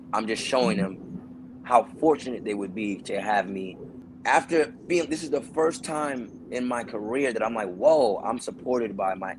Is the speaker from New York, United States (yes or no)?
yes; New York City, New York, United States; moved away as an adult; also born or lived in Boston; now in Los Angeles, United States; I'm from New York City, Brooklyn to be specific